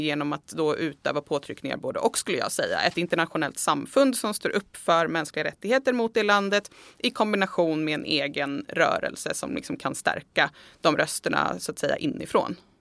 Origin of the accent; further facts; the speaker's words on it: Sweden; vi i Sverige